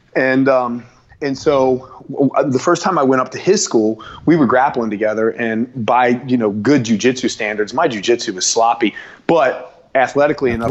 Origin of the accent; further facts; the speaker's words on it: Florence, Kentucky, United States; also born or lived in Cincinnati, Ohio; born in Kentucky, but and I'm and I'm from Kentucky